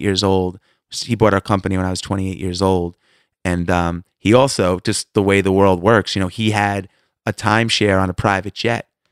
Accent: Long Island, New York, United States; now in Atlanta, United States; I grew up in Long Island

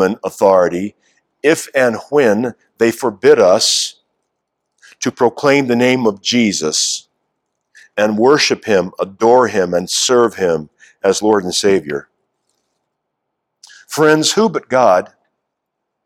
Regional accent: United States; our life together as American citizens

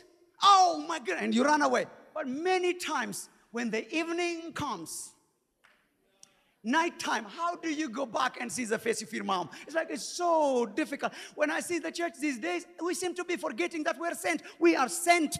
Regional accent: Ethiopia; moved away; the time that we grew up in Ethiopia

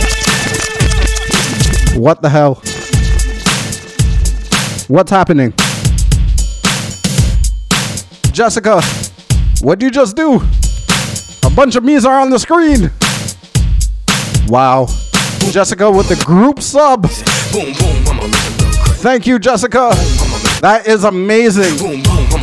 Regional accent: Mississauga, Ontario, Canada; Growing up in Malton

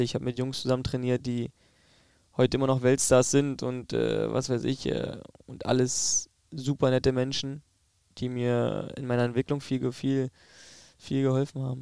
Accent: East Germany, Germany; aber ich glaube, dass ich die Mentalität des Ostens schon in mir trage, weil ich dort aufgewachsen bin

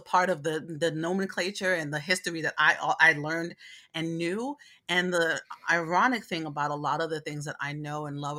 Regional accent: Brooklyn, New York, United States; I was raised in Brooklyn, New York. I was primarily raised around Black people and Puerto Rican people in East New York, Brooklyn.

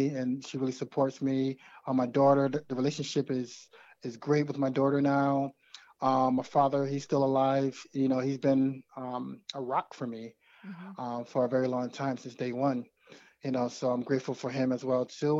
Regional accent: United States; as a man growing up in America

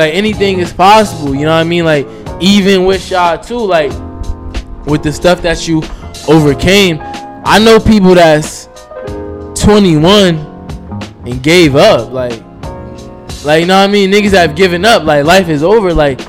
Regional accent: Newark, New Jersey, United States; the crazy part growing up in Newark.

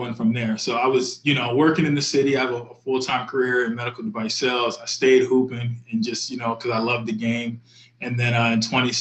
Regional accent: Philadelphia, Pennsylvania, United States; now in New York City, United States; I grew up in Philly

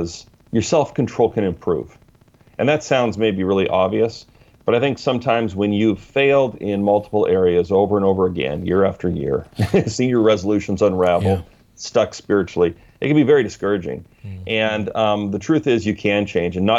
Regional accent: Canada; now in Vancouver, United States; I'm in Vancouver, not B.C., even though I'm Canadian originally, but I'm now down in the States, south of the border

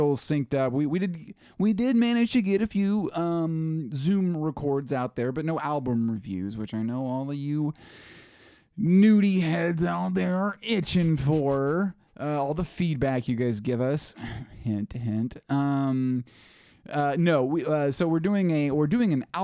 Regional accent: Oklahoma, United States; we are from Oklahoma. I mean, we still are

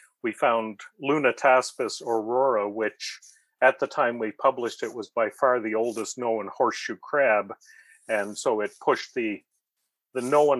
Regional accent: Fredericton, New Brunswick, Canada; also born or lived in London, United Kingdom; I grew up in Fredericton, New Brunswick, which was a place that had very few fossils and no local natural history museum

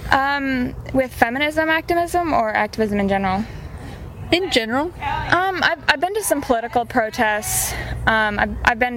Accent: Midwest, United States; Um, I'm from the Midwest.

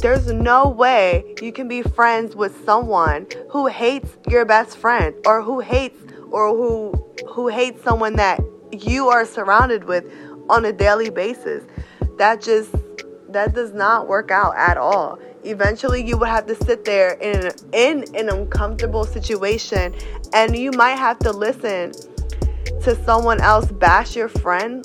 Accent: New Castle, Delaware, United States; now in Reading, United States; I am from Newcastle, Delaware, but currently residing in Reading, PA.

